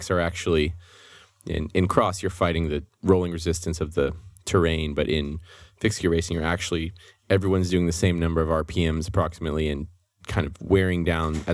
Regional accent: Austin, Texas, United States; I grew up in Austin without a car.

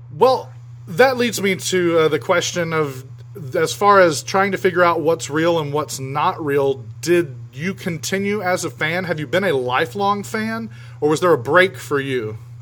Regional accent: South Georgia, United States; growing up in South Georgia

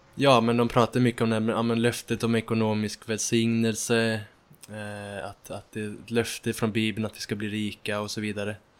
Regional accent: Ulricehamn, Västra Götaland, Sweden; moved away as an adult; now in Uppsala, Sweden; jag kommer från Ulricehamn från början och har nyss flyttat till Uppsala

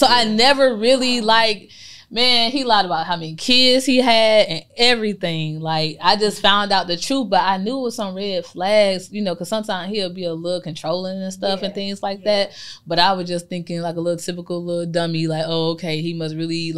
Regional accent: Chicago, Illinois, United States; I'm from Chicago. Oh, you know what I'm saying? So all my family's still up there.

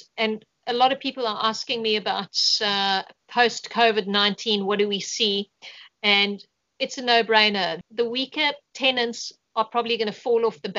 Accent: South Africa; moved away as an adult; I moved from South Africa about 6.5 years ago. And I really did build my portfolio up in South Africa, and I got a good understanding of how real estate works.

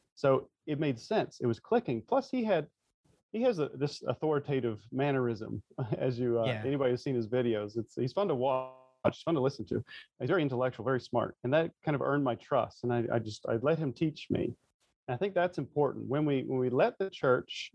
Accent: North Carolina, United States; growing up in the South in the um, North Carolina, it's very much the Bible Belt.

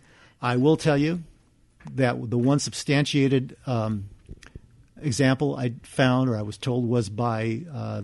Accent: Hacienda Heights, California, United States; I grew up in Hacienda Heights

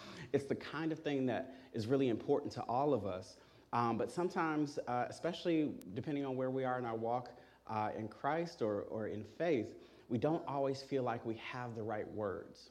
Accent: Chicago, Illinois, United States; I grew up here in Chicago

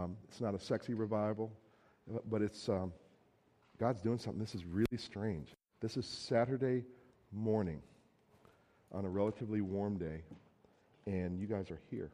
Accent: New Jersey, United States; moved away as an adult; now in Minnesota, United States; I'm originally from New Jersey

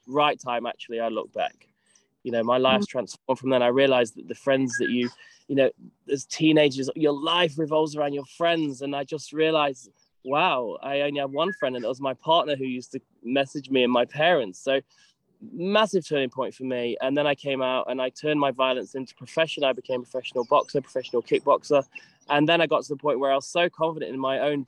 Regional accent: United Kingdom; moved away as an adult; I was from UK and I left 17 years ago

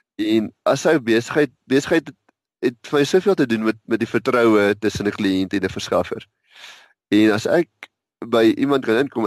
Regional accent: Witbank, Mpumalanga, South Africa; now in Pretoria, South Africa; Ek het uh, in Witbank groot geword in 'n tegniese hoërskool, Witbank Tegnies

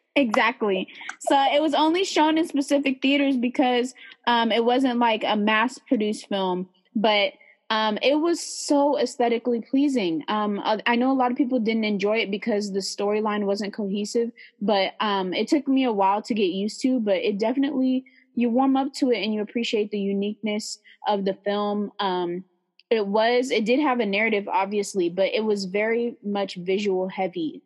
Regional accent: San Leandro, California, United States; I'm from the Bay Area um, right next to Oakland, San Leandro

